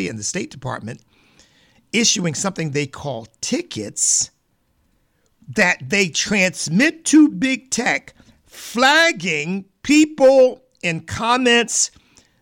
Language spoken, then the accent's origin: English; Pennsylvania, United States; I grew up in Pennsylvania